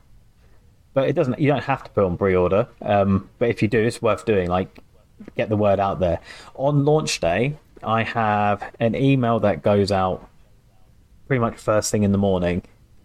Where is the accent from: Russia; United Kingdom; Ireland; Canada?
United Kingdom; England; obviously I'm English